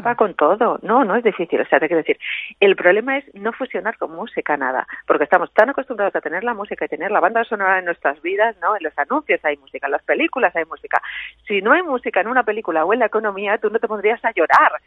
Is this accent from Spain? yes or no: yes; Cuenca, Castilla-La Mancha, Spain; born or raised there; also born or lived in Ireland